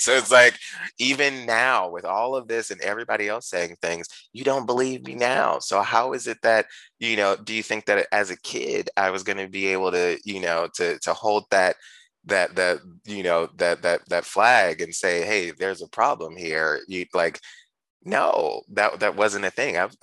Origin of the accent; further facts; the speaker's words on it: Ferguson, Missouri, United States; I'm from St. Louis, but in a particularly from a town called Ferguson